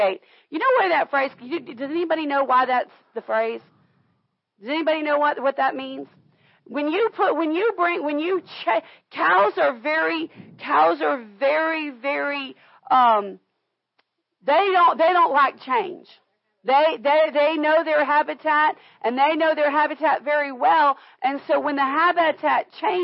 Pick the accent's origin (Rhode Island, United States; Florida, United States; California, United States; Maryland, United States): Florida, United States; we grew up in Florida